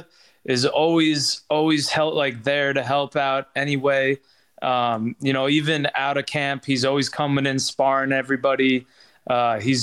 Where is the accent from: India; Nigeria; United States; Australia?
United States; Long Island, New York; I'm a New Yorker. I got that Long Island blood pumping through me